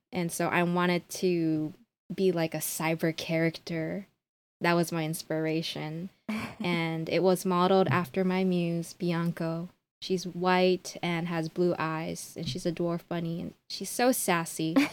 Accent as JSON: {"language": "English", "town": "Honolulu", "region": "Hawaii", "country": "United States", "tie": "born or raised there", "moved": "as an adult", "lives_now": "Tokyo, Japan", "said": "born and raised in Honolulu, Hawaii, but I currently live in Tokyo."}